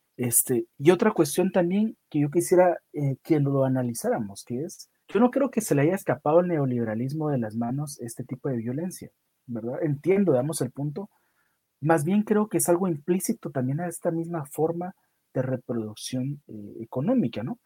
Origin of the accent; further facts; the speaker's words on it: Guatemala; yo soy de, de Guatemala, una de las zonas rojas de Guatemala, en donde yo vivo